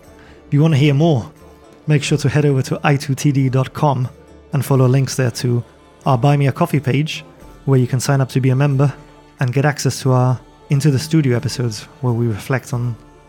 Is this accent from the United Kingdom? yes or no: yes; United Kingdom; we're British.